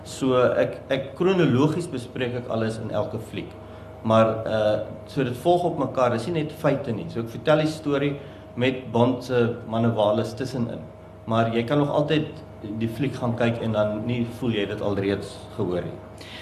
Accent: Somerset West, Western Cape, South Africa; also born or lived in Namibia; ek is oorspronklik van Namibië, daar gebore en ek het hier skool gegaan in Somersetwes en ek het hier gestudeer. En ek is nog altyd maar in die Kaap.

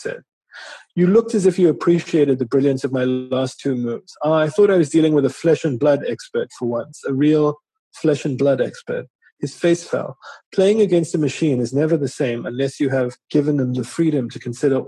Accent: Durban, KwaZulu-Natal, South Africa; growing up in Natal

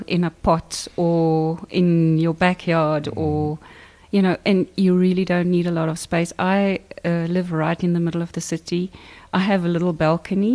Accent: Bonnievale, Western Cape, South Africa; I grew up in Bonnievale and my father was a farmer

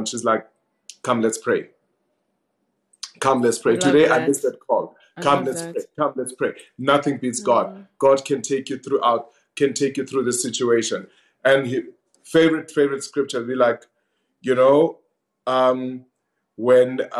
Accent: Vosloorus, Gauteng, South Africa; growing up in Fos Loras with my sister's influence

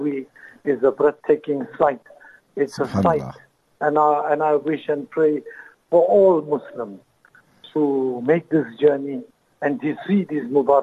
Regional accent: Durban, KwaZulu-Natal, South Africa; I'm from Durban, Chatswood, in Unit 11

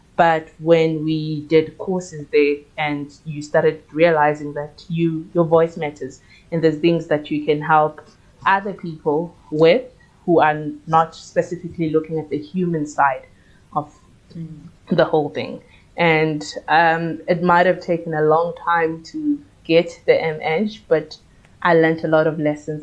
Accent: Soweto, Gauteng, South Africa; I am a Soweto born and raised baby, and I did most of my schooling in Soweto

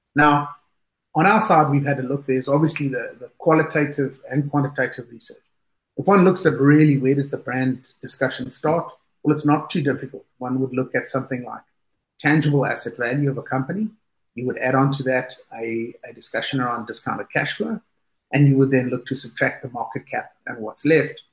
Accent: South Africa; moved away as an adult; now in United Kingdom; as a South African, I was working in South Africa when I started off. Today, I'm based in the UK

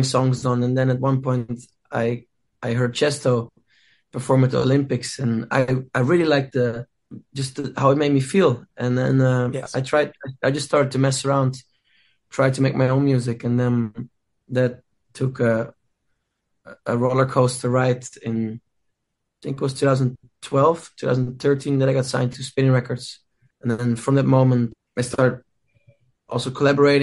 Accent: Netherlands; my home country, Amsterdam

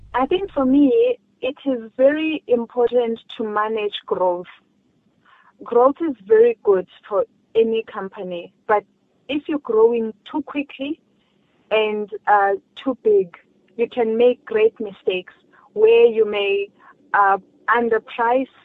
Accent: South Africa; as a South African, as a black child

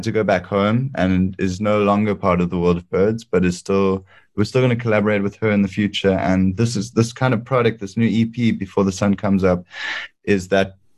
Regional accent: Cape Town, Western Cape, South Africa; there is a bird sanctuary in Hout Bay where I grew up in Cape Town

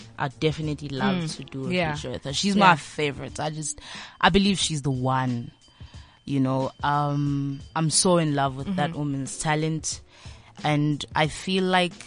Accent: Daveyton, Gauteng, South Africa; I'm from the East End

